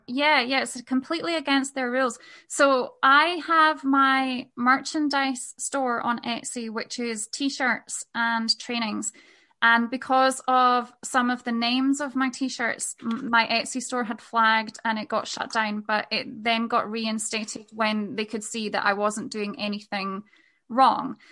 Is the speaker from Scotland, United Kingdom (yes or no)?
yes; Scotland, United Kingdom; moved away as an adult; also born or lived in Spain; we made the decision to move back to Scotland, which is where I'm from, from Spain.